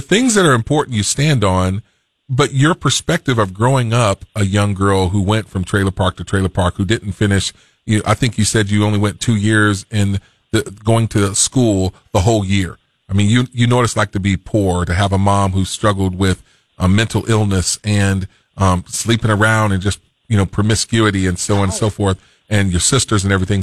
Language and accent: English; Fort Pierce, Florida, United States; I'm from the South. I was born in Fort Pierce, Florida